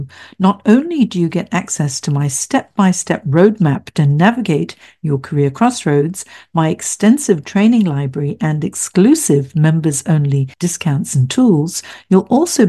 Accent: Hong Kong; also born or lived in San Francisco / London / Singapore; now in Sydney, Australia; I'm originally from Hong Kong, so I moved from Hong Kong to San Francisco, San Francisco to London, London to Singapore, Singapore to Sydney, then back to Singapore again, then back to Sydney.

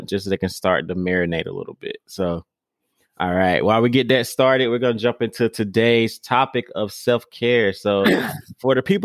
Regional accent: the South, United States; I'm from the South

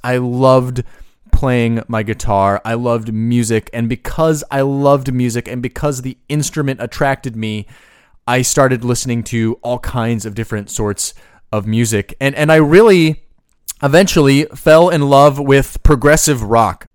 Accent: Boise, Idaho, United States; I grew up in Boise, Idaho

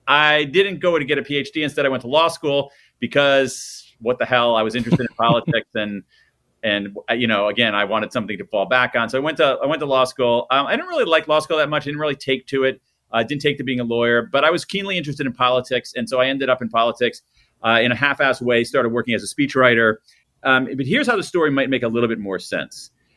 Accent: Columbus, Ohio, United States; I grew up in Columbus, Ohio, the heart of the Midwest

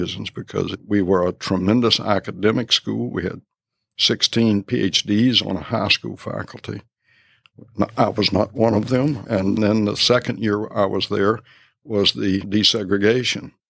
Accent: Harrisonburg, Virginia, United States; also born or lived in Cape Charles, Virginia; I grew up in Harrisonburg

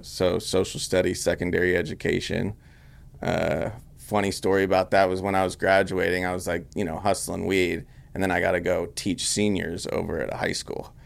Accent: Grass Valley, California, United States; moved away as an adult; also born or lived in Sacramento / Los Angeles; I grew up in Grass Valley, California.

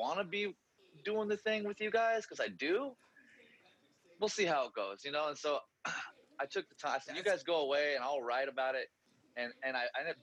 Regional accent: Chico, California, United States; also born or lived in Los Angeles; I'd recently moved back from LA back to kind of my hometown of Chico area, Northern California

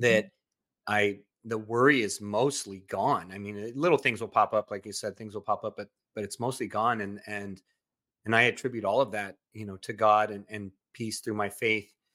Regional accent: Southern California, United States; moved away as an adult; also born or lived in Central Coast, California; now in Texas, United States; I'm originally from Southern California

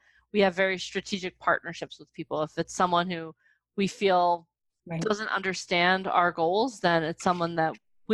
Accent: New Jersey, United States; We're from Jersey

